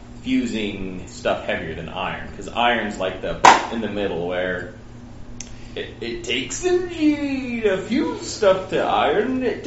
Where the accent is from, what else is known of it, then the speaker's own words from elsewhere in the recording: Nebraska, United States; Because I'm from Nebraska